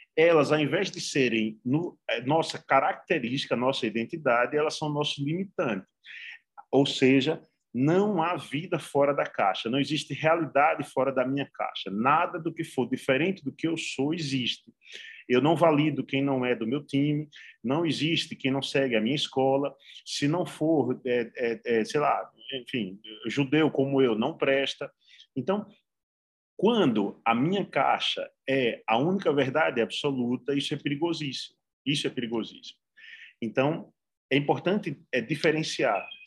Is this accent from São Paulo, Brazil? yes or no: no; Alagoas, Brazil; moved away; also born or lived in Sergipe; eu nasci em Alagoas, na verdade, eu não nasci em Sergipe, não